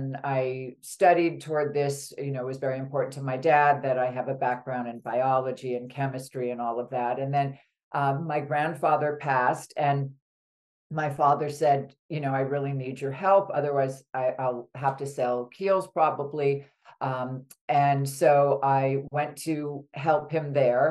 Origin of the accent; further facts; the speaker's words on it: New York City, New York, United States; when I was young, I grew up in New York City